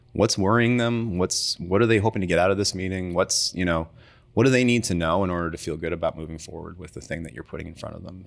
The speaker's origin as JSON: {"language": "English", "town": "Timmins", "region": "Ontario", "country": "Canada", "tie": "born or raised there", "also_born_or_lived": "Toronto", "moved": "yes", "said": "living in Timmins is, uh, you're far away from everything"}